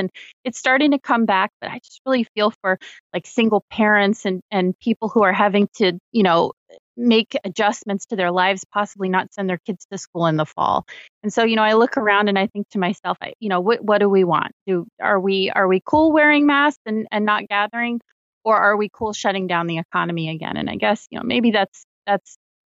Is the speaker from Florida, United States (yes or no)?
yes; Florida, United States; my home state of Florida